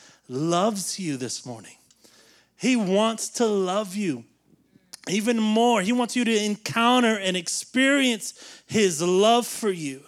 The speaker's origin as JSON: {"language": "English", "region": "the South", "country": "United States", "tie": "born or raised there", "said": "we grew up in the South where everybody goes to church and all those things."}